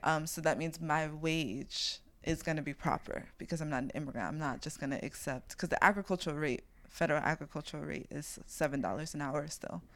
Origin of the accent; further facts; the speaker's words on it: New York City, New York, United States; I'm from East New York and I'm a floral designer